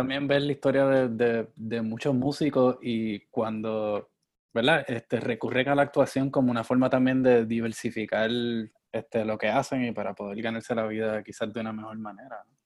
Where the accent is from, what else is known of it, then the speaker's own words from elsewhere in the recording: Puerto Rico; yo soy de Puerto Rico